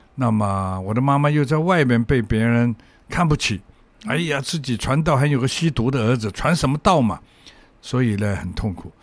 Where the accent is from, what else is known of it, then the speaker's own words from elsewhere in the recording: Hong Kong; 我从小在香港生长